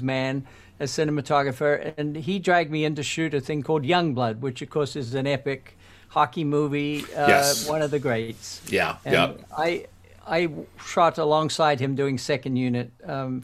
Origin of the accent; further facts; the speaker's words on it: New Zealand; moved away as an adult; also born or lived in London, United Kingdom / Toronto, Canada; I was born in New Zealand